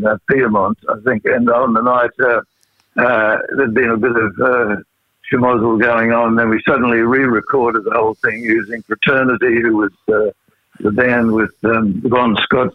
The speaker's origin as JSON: {"language": "English", "town": "Rockhampton", "region": "Queensland", "country": "Australia", "said": "My wife, Jill, and I come from Rockhampton, and I used to play in different hotels there"}